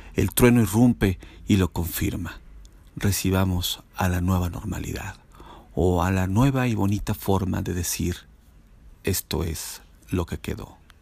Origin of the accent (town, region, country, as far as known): Mexico